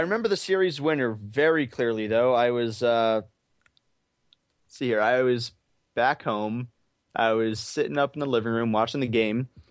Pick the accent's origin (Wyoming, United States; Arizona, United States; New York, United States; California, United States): Arizona, United States; I'm, uh, from Arizona, born and raised, never been anywhere else